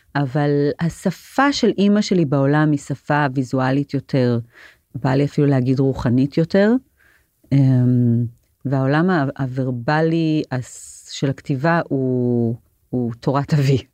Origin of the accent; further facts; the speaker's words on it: Jerusalem, Jerusalem District, Israel; גדלתי בעיר העתיקה, מרוב היהודי בעיר העתיקה בירושלים